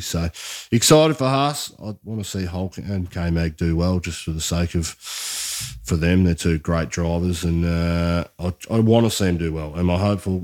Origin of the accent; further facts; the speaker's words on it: Australia; as an Australian